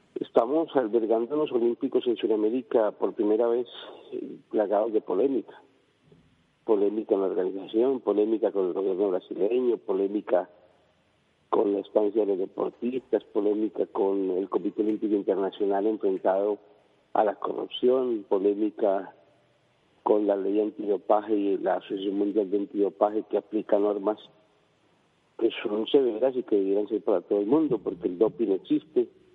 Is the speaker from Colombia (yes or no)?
yes; Colombia; como decimos nosotros en Colombia